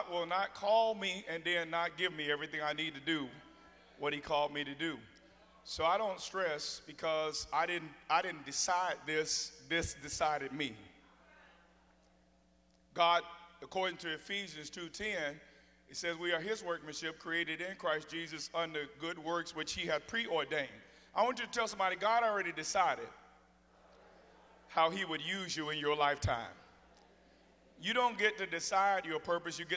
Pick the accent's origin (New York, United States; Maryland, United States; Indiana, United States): Indiana, United States; Gary; I come from Gary, Indiana, and people from there aren't scared of much